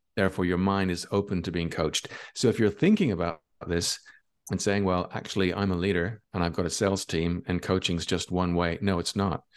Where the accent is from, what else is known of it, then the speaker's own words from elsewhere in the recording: Ireland; now in Barcelona, Spain; I'm from Ireland, but I live in Barcelona in Spain.